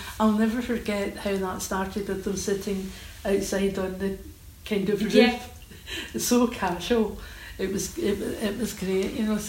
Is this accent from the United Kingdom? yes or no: yes; Old Kilpatrick, Scotland, United Kingdom; No, I don't come from Glasgow. I come from Old Kilpatrick, so I come from a village.